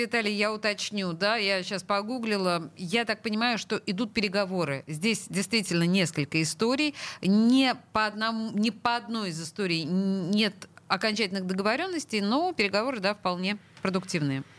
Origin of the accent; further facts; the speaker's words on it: Saint Petersburg, Russia; Я в пятом поколении петербурженка.